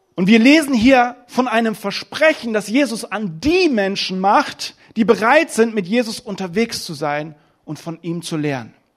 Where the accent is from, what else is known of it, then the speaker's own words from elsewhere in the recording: Germany; in meiner Heimat. Deutschland ist wunderschön